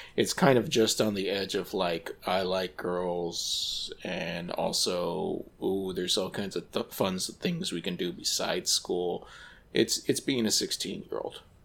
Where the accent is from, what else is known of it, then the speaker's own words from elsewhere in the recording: United States; as an American